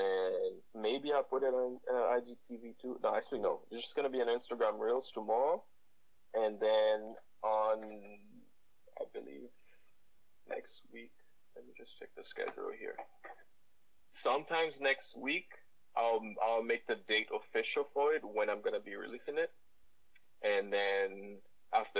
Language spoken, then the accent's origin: English; Haiti; now in Ottawa, Canada; I grew up in Haiti. I'm Haitian